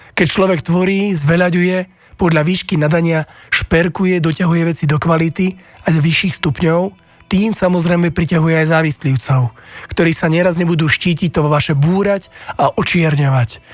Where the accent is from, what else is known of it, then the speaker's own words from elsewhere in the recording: Slovakia; my Slováci